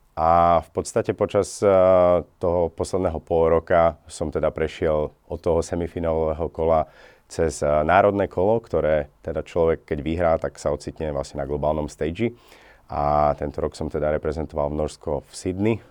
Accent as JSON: {"language": "Slovak", "country": "Slovakia", "moved": "yes", "lives_now": "Norway", "said": "originálne pochádzam vlastne zo Slovenska"}